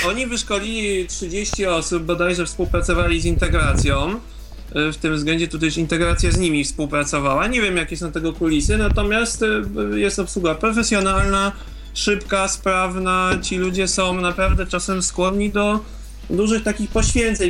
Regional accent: Poland; jestem z Polski

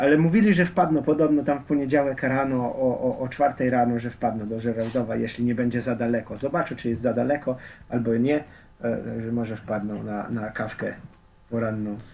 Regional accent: Slovenia; Polish is a second language; moved away as an adult; now in Warsaw, Poland; jak ja już wyjechałem powoli ze Słowenii

